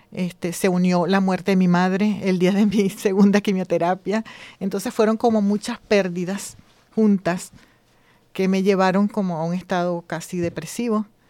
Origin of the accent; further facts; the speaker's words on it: Venezuela; moved away as an adult; now in Spain; Soy venezolana también